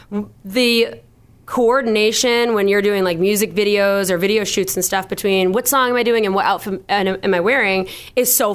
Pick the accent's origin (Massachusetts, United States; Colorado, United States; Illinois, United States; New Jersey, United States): Massachusetts, United States; Boston; I'm a musician from Boston